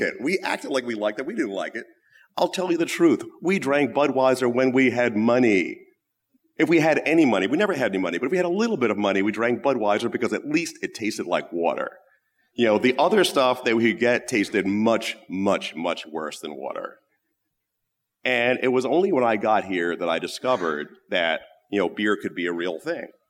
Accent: United States; also born or lived in London; being an American

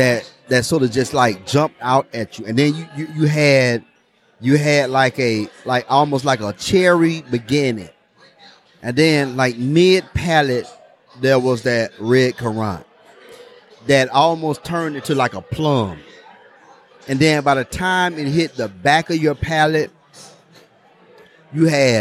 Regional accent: Orlando, Florida, United States; we're from Orlando. You know, Orlando.

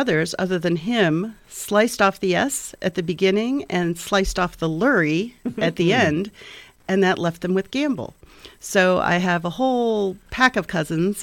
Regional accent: Merrillville, Indiana, United States; moved away as an adult; also born or lived in Massachusetts; now in Bloomington, United States; I grew up in Merrillville, Indiana, which was actually Gary when I was born.

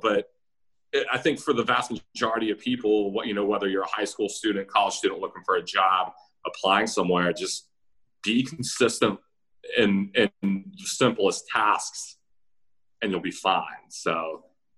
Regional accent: Roswell, Georgia, United States; now in Richmond, United States; I grew up in Roswell, Georgia, suburb of Atlanta

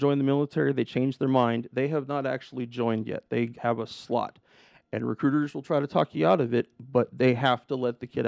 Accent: The Dalles, Oregon, United States; also born or lived in Portland area, Oregon; now in Portland, United States; My little recruiting office in the Dalles, my hometown, and granted it was the biggest town in my county

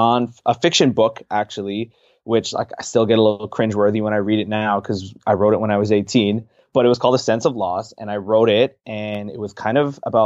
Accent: Pickering, Ontario, Canada; So I grew up in Toronto, Ontario. Canada, so the six, as Drake has dubbed it, just a little bit outside in a city called Pickering, where my family lives.

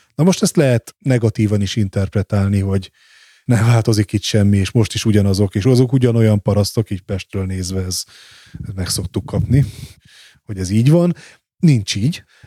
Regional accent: Nyíregyháza, Szabolcs-Szatmár-Bereg, Hungary; moved away; also born or lived in Budapest; én Nyíregyházán születtem

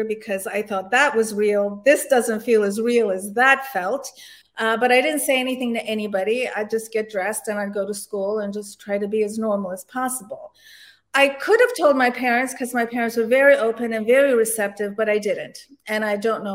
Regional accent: DC suburbs, Maryland, United States; also born or lived in Istanbul, Turkey / Canada / Annapolis, Maryland; I'm originally from Istanbul, Turkey, and I emigrated to the United States with my parents when I was around 1 year old, and we came into Canada, and then we came into the DC suburbs

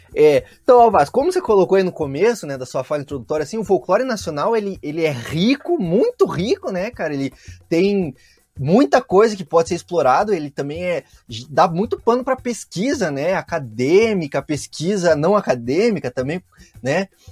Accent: Curitiba, Paraná, Brazil; Eu cresci aqui no sul do país, né? Então eu cresci aqui em Curitiba

